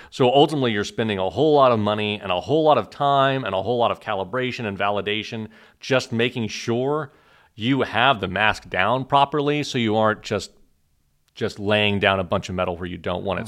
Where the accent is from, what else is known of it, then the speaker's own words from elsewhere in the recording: Oklahoma, United States; moved away as an adult; also born or lived in Killeen, Texas / Urbana-Champaign, Illinois / Cambridge, Massachusetts; now in Austin, United States; I was born in Killeen, so I'm a native Texan. I was raised in Oklahoma